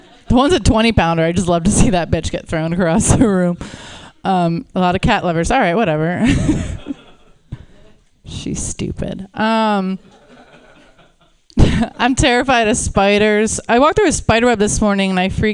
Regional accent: Pittsburgh, Pennsylvania, United States; now in Los Angeles, United States; I live in LA. I'm originally from Pittsburgh

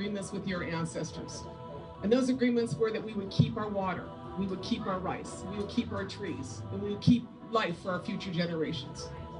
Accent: Minnesota, United States; I'm from Minnesota, but besides that, I'm the home team because my people have lived here for about 8,000 years.

